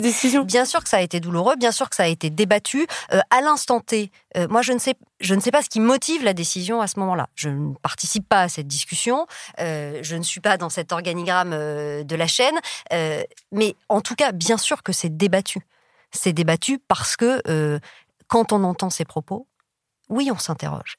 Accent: south-west France, France; moved away as an adult; je viens du fin fond du sud-ouest, d'un village de 20 000 habitants

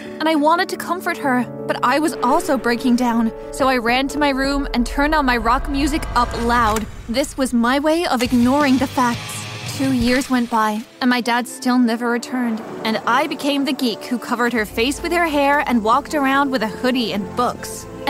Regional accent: New York, United States; I'm from New York.

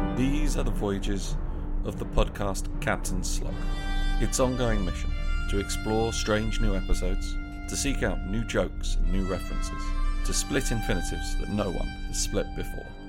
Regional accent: Brentwood, East of England, United Kingdom; I'm from the town Brentwood, the uh, same place as the only way is Essex, which is why I, I don't live there anymore

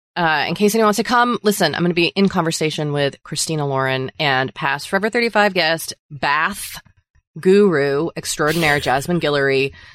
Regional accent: Massachusetts, United States; I'm from Massachusetts

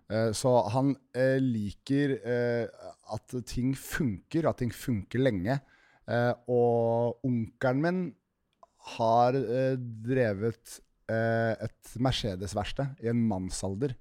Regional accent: Nesodden, Akershus, Norway; jeg kom fra Fagersand, helt innerst på Nesodden

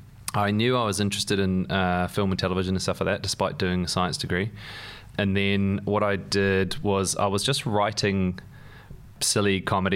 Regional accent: New Zealand; moved away; also born or lived in London; I've got an accent. I grew up in New Zealand. So we were born here, and then all of us moved out to New Zealand when I was about four. My dad's Welsh. My mum's Irish. But they met in London

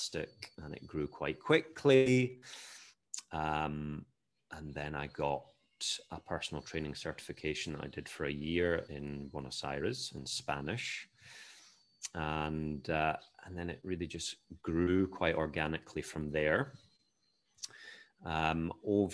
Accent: Edinburgh, Scotland, United Kingdom; moved away as an adult; also born or lived in Argentina; now in Barcelona, Spain; I am a Scottish-born personal trainer and sports nutrition specialist

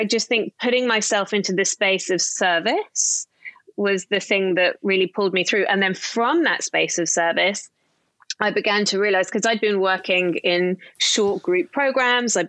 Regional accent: Somerset, South West England, United Kingdom; I grew up in the middle of Somerset in the UK.

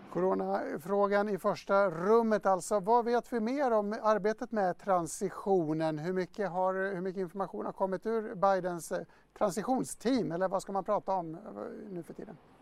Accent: Dalarna County, Sweden; Jag kommer själv från Dalarna

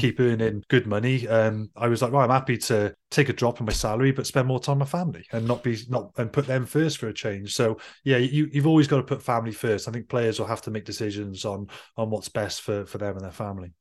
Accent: Wales, United Kingdom; as a Welshman

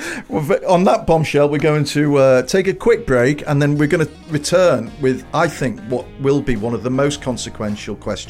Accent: Liverpool, North West England, United Kingdom; when I was growing up in Liverpool especially

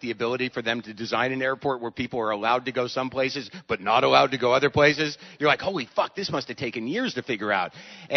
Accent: United States; I'm an American

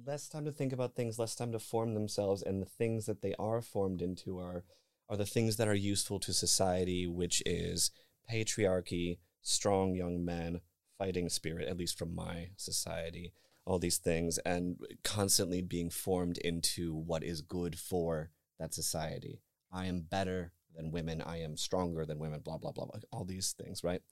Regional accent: northern Michigan, United States; moved away; I am from Michigan. I am from, I am from, uh, northern Michigan, actually, deep, deep in the country.

